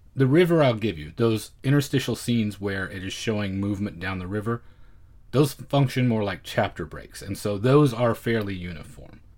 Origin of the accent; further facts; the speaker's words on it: United States; as an American viewer